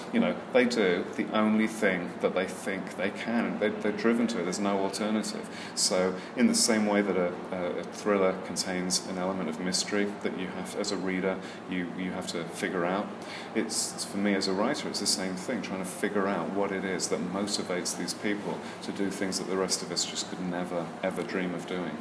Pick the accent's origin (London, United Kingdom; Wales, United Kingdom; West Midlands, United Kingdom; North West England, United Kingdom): West Midlands, United Kingdom; Birmingham; I'm actually from Birmingham, England.